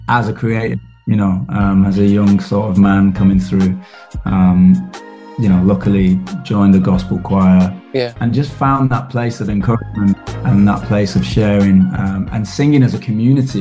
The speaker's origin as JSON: {"language": "English", "town": "Manchester", "region": "North West England", "country": "United Kingdom", "tie": "born or raised there", "said": "I grew up in Manchester, which is, you know, yeah. um, big industrial revolution kind of place"}